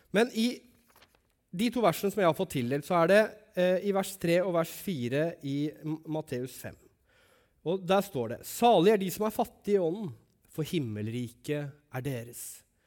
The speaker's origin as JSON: {"language": "Norwegian", "town": "Langesund", "region": "Telemark", "country": "Norway", "tie": "born or raised there", "moved": "yes", "said": "når jeg bodde hjemme i Langesund"}